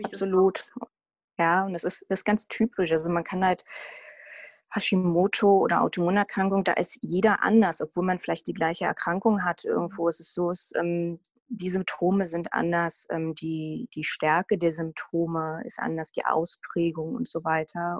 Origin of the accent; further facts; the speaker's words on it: Berlin, Germany; ich komme aus Berlin und lebe in Berlin